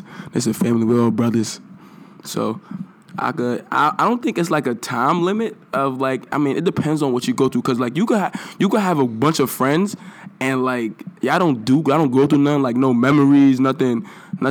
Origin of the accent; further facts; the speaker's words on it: New York City, New York, United States; I'm from the Bronx